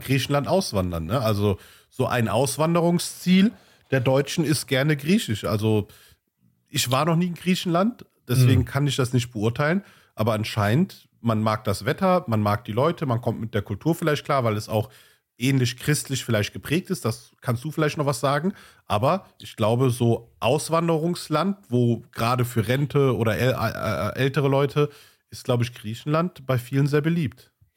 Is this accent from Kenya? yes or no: no; Pakistan; now in Germany; ich komme aus äh, Pakistan. Unser Akzent wird immer mit diesen gewissen indischen Sprachen gleichgesetzt